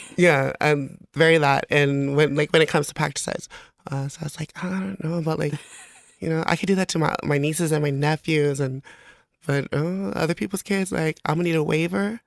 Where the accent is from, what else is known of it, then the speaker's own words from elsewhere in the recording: American Samoa; moved away as an adult; also born or lived in Las Vegas; now in Hayward, United States; I'm originally from American Samoa